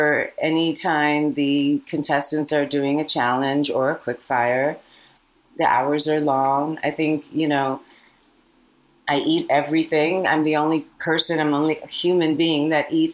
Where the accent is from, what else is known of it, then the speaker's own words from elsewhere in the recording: United States; also born or lived in India / California; I came to America when I was 4 from India. And I've grown up in immigrant communities, both on the East Coast and the West Coast